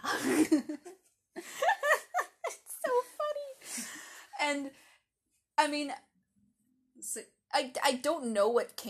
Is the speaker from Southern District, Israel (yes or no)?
no; Jerusalem, Jerusalem District, Israel; I am not American. I'm half British. But more importantly than that, I'm from Jerusalem.